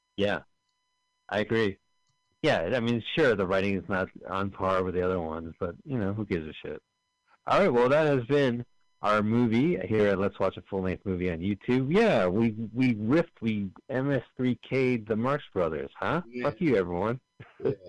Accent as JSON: {"language": "English", "town": "Montclair", "region": "New Jersey", "country": "United States", "tie": "born or raised there", "said": "We're from Montclair, New Jersey, both of us"}